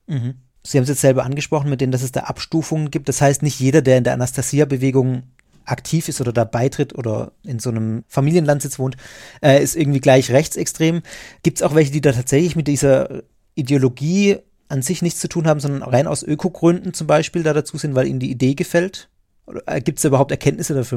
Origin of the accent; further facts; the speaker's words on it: Germany; als Deutsche